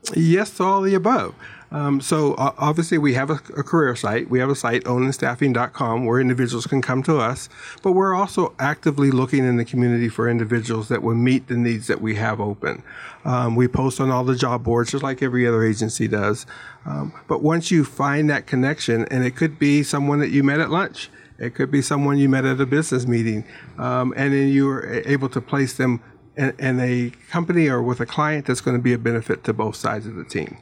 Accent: Pittsburgh, Pennsylvania, United States; now in Tucson, United States; I'm from Pittsburgh

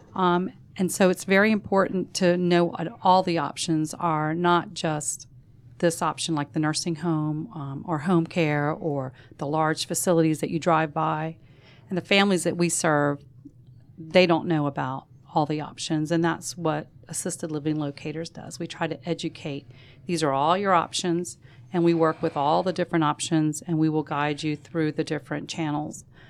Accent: Savannah, Georgia, United States; We grew up in Savannah

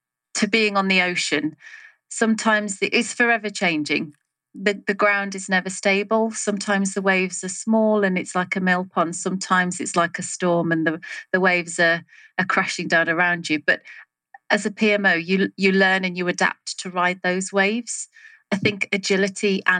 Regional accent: England, United Kingdom; also born or lived in Salisbury; I'm from England, currently in Salisbury, so sort of south central of England

